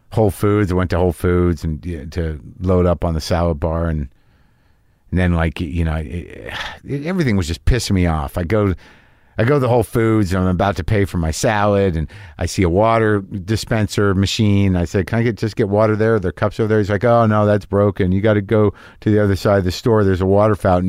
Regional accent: Minnesota, United States; I'm Minnesotan

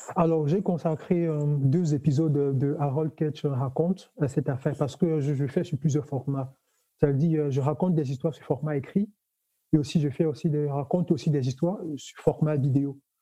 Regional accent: Cameroon; now in Toulouse, France; je suis originaire du Cameroun

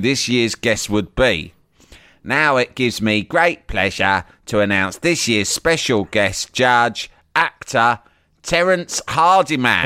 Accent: England, United Kingdom; my English upbringing

